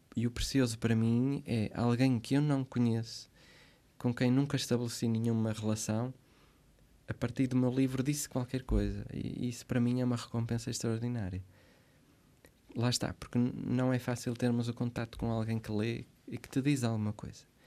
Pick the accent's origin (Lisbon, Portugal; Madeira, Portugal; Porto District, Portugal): Porto District, Portugal; Santo Tirso; moved away as an adult; also born or lived in Switzerland / Braga; now in Santa Maria, Portugal; Nasci na Suíça, vivi lá até aos sete anos. Depois eles regressam como como bons imigrantes que uhum. conseguiram aquilo que queriam, que era fazer uma casa, pagá-la, regressaram, fizeram o resto da vida em Santirce, que é um, uma cidade do distrito de Porto, e cresci ali